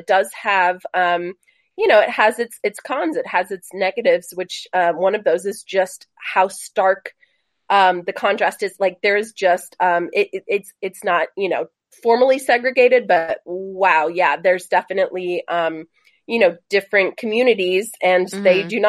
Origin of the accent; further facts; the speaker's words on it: Houston, Texas, United States; also born or lived in Los Angeles / Raleigh, North Carolina; now in Birmingham, United States; And I don't want to go back to Texas. I'm originally from Houston, grew up in Houston.